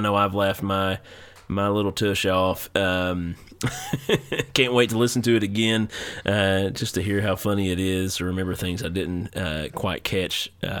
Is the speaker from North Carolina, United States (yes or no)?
yes; North Carolina, United States; Listen, guy, yeah. I'm from North Carolina. I do not know where your town streets are.